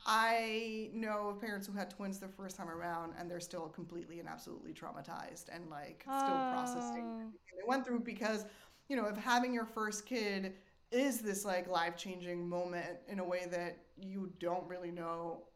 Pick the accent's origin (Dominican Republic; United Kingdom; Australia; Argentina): Argentina; I'm from Argentina, and we moved around a lot because of my dad's job. I lived in, like, 3 or 4 different countries